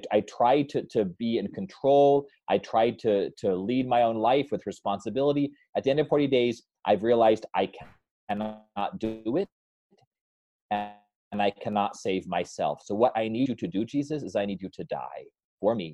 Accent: New Mexico, United States; That's what we grew up on in New Mexico

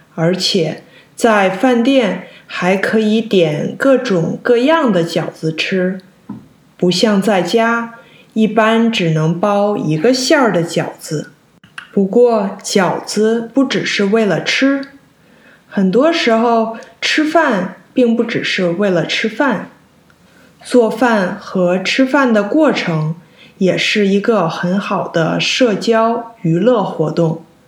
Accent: China; 虽然我在中国长大，但是除了过年，我家没有做过几次饺子

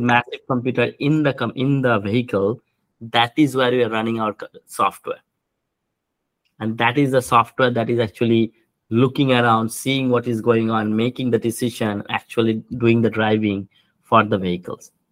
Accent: India; moved away as an adult; now in United States; I grew up in India

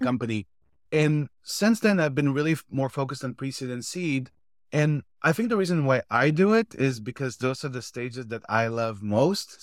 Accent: Israel; moved away as an adult; now in United States; I'm originally from Israel, moved to the States 14 years ago.

